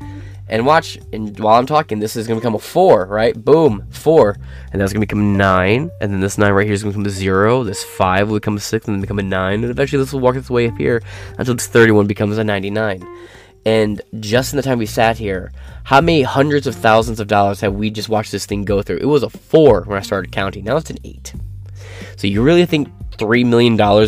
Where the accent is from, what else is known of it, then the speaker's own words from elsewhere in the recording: Michigan, United States; I'm from Michigan